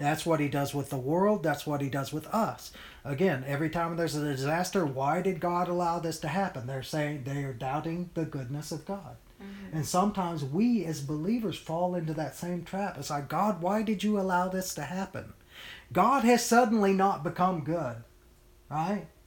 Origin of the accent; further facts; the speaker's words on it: United States; we as the American church